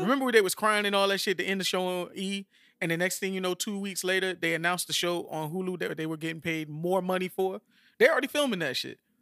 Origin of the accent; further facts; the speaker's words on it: Miami, Florida, United States; I'm from Miami